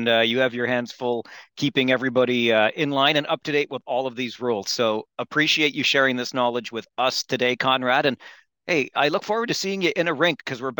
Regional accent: Kitchener, Ontario, Canada; I'm also born and raised in Kitchener

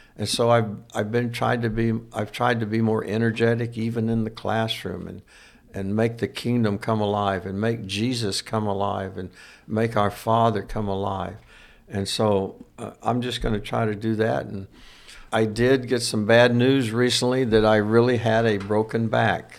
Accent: Louisiana, United States; I'm from Louisiana

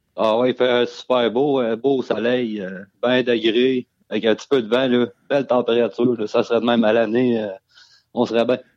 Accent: Beauce, Quebec, Canada; moved away as an adult; now in Coaticook, Canada; originairement, je viens de la Beauce

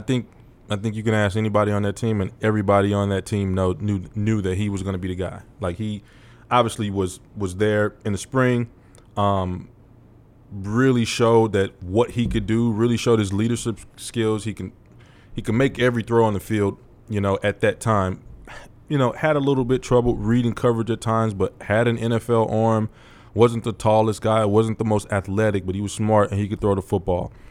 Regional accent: St. Louis, Missouri, United States; moved away; Saint Louis is a, it's my hometown

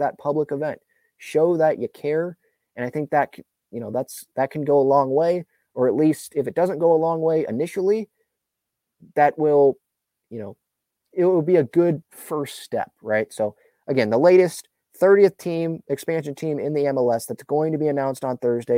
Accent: San Diego, California, United States; I'm from San Diego

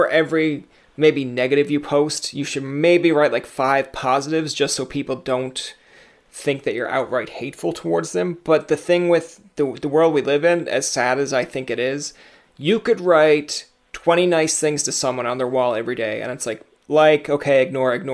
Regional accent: Newfoundland and Labrador, Canada; I'm from Newfoundland.

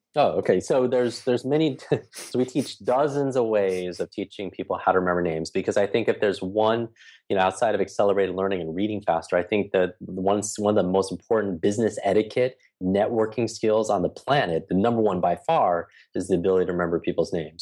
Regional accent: New York, United States; I'm from New York

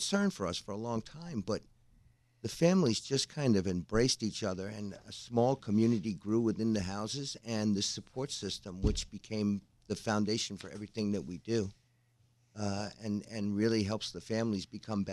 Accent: New York City, New York, United States; I'm from the Bronx, so having them almost 1.5 miles from where I grew up

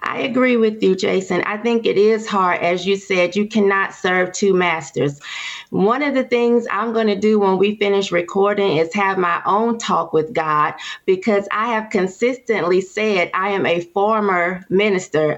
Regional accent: Durham, North Carolina, United States; I'm from Durham and this is Bull City

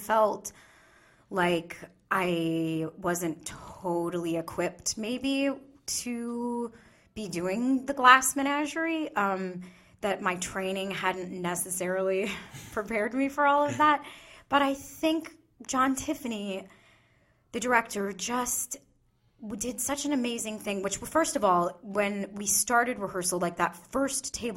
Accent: Michigan, United States; I'm from Michigan

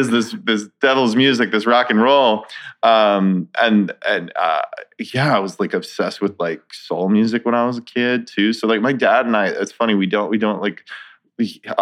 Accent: Centennial, Colorado, United States; I grew up in, it was considered unincorporated Arapahoe County at the time. Now it's Centennial, Colorado. It's about a half hour east of Denver.

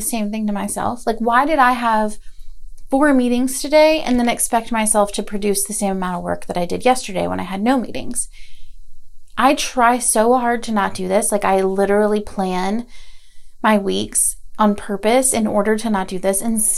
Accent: Asheville, North Carolina, United States; also born or lived in Gainesville, Florida; I was born in Gainesville, Florida, but I live and have lived in Asheville, North Carolina most of my life

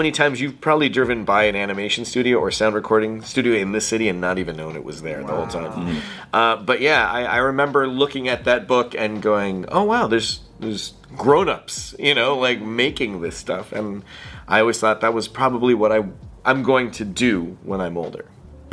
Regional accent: Toronto, Ontario, Canada; Scarborough. So Scarborough, Ontario.

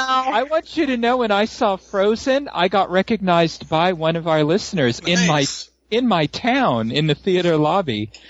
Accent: San Francisco, California, United States; I was raised in San Francisco, I grew up with Ghirardelli's and going down to the chocolate factory

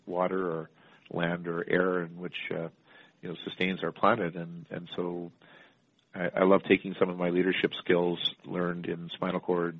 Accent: Canada; growing up in Canada

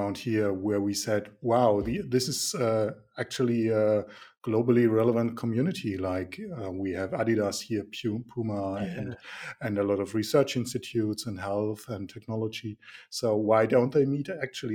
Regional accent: Nuremberg, Bavaria, Germany; I'm from Nuremberg

